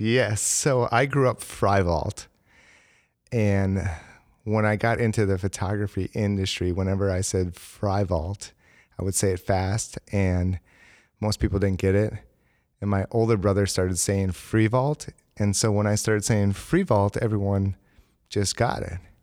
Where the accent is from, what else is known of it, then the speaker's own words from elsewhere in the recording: Green Bay, Wisconsin, United States; I am from Green Bay, Wisconsin